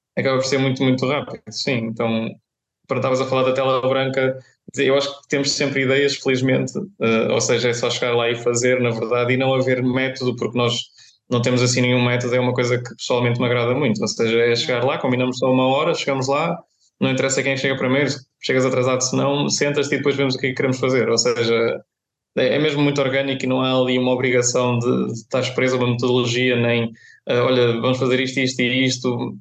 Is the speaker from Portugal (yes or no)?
yes; Viseu, Centro, Portugal; moved away as an adult; now in Coimbra, Portugal; sou de Viseu